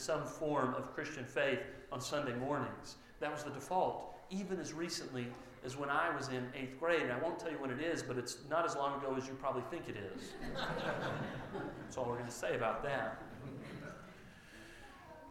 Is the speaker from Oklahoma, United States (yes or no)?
yes; Mustang, Oklahoma, United States; I went to Mustang High School and Mustang Schools all growing up here in the west part of the city.